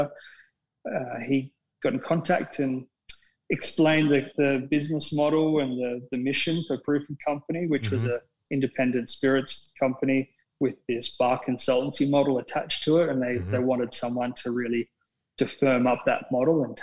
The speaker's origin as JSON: {"language": "English", "town": "Coolum Beach", "region": "Queensland", "country": "Australia", "tie": "born or raised there", "also_born_or_lived": "Melbourne", "moved": "as an adult", "said": "I grew up in Coolum Beach in Queensland"}